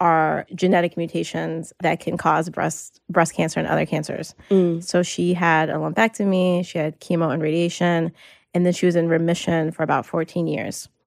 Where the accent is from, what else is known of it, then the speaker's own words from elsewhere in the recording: North Carolina, United States; moved away as an adult; now in New York, United States; I moved to New York almost nine years ago, but I grew up in North Carolina